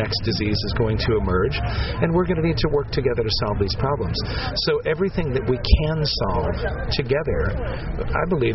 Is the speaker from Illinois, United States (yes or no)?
yes; outside of Chicago, Illinois, United States; moved away; also born or lived in Cleveland / Seattle; I've lived all over, but I was raised in outside of Chicago.